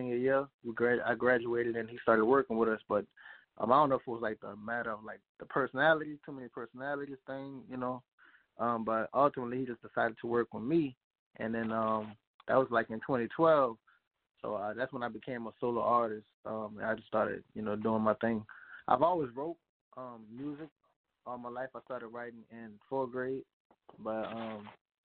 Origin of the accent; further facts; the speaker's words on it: New Orleans, Louisiana, United States; I'm actually from the Fifth Ward, New Orleans